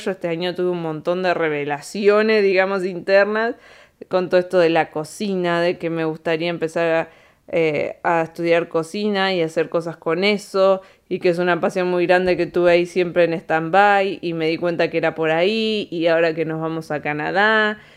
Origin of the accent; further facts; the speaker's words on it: Argentina; moved away as an adult; also born or lived in Spain / Andorra; cuando nos fuimos de acá, de Argentina para España